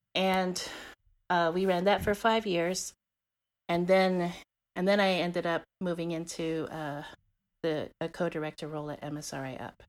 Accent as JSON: {"language": "English", "country": "Guam", "tie": "born or raised there", "moved": "yes", "lives_now": "Texas, United States", "said": "growing up in Guam"}